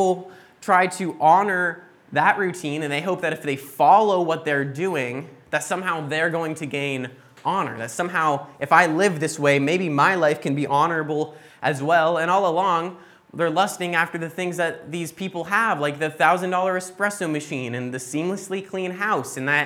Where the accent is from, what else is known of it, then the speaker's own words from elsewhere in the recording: United States; moved away; growing up in the States